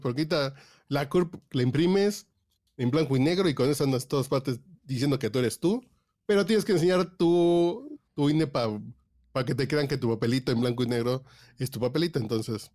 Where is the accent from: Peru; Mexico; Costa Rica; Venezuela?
Mexico; somos mexicanos